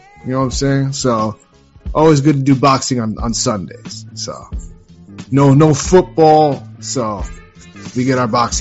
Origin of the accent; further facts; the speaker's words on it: New York City, New York, United States; in the Bronx, you know, my hometown